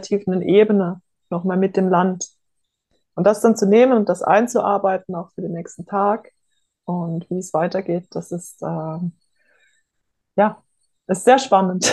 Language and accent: German; Offenburg, Baden-Württemberg, Germany; Ich bin groß geworden im Oberrheintal, in der Oberrheinebene bei Offenburg